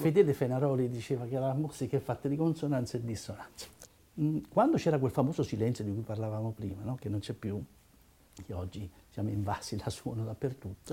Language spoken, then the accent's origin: Italian; Naples, Campania, Italy; io sono napoletano